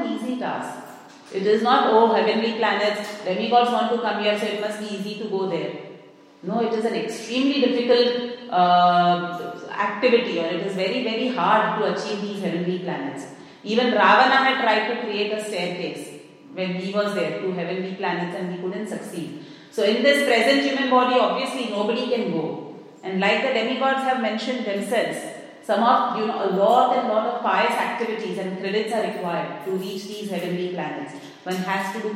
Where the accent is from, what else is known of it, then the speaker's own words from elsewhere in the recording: India; moved away; I come from India